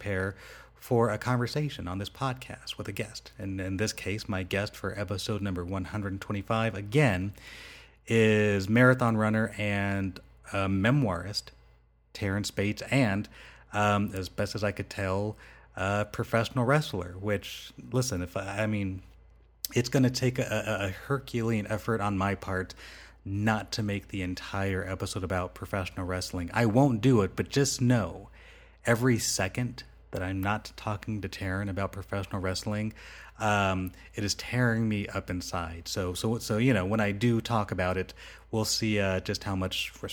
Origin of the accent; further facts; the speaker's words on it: Rancho Cucamonga, California, United States; moved away as an adult; now in Las Vegas, United States; I grew up in Rancho Cucamonga.